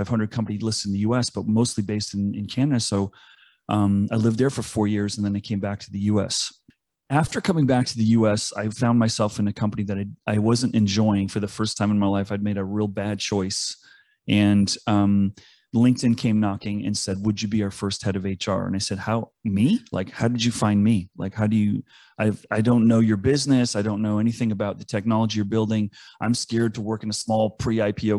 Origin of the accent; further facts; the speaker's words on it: East Coast, United States; I grew up on the East Coast